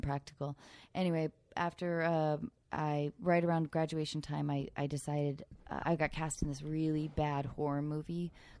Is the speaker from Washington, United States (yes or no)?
yes; Edmonds, Washington, United States; Keenan I'm from Edmonds, Washington, Keenan.